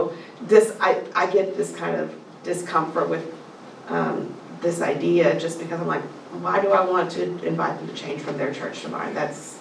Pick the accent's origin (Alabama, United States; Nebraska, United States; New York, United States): Alabama, United States; South; moved away; I grew up in South Alabama